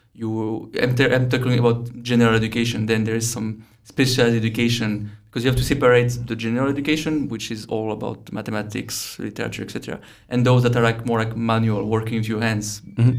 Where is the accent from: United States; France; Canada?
France; near Lyon, Auvergne-Rhône-Alpes; moved away as an adult; also born or lived in Brno, Czechia; now in Prague, Czechia; around Lyon, about 40, 45 minutes from Lyon by car